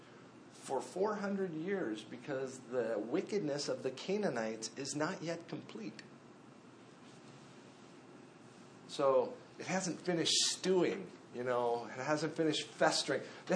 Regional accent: Minnesota, United States; I grew up in Minnesota

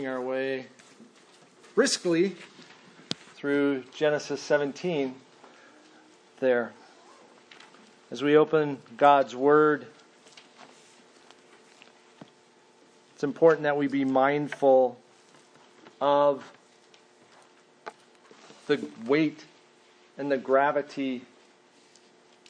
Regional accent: Minnesota, United States; also born or lived in Mesa, Arizona / California; I grew up a Minnesotan because that's where my parents moved

